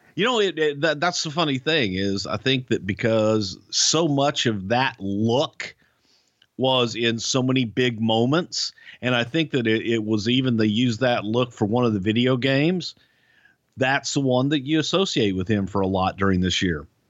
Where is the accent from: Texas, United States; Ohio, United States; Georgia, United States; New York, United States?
Texas, United States; Friendswood; my hometown here in Friendswood, Texas